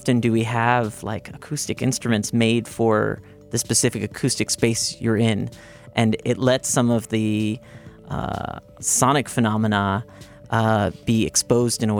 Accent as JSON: {"language": "English", "town": "Hyde Park", "region": "New York", "country": "United States", "tie": "born or raised there", "also_born_or_lived": "Indonesia", "lives_now": "New York City, United States", "said": "I'm actually from New York. I went to high school upstate, actually, in Hyde Park, which is right next to Poughkeepsie."}